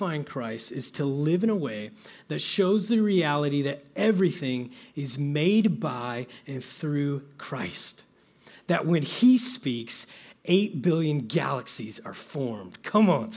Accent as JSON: {"language": "English", "region": "Midwest", "country": "United States", "tie": "born or raised there", "said": "I grew up in the Midwest"}